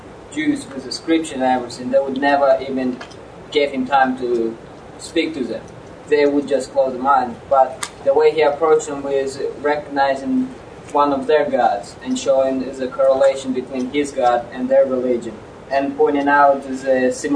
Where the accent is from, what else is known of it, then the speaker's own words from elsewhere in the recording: Russia; moved away; I'm from Russia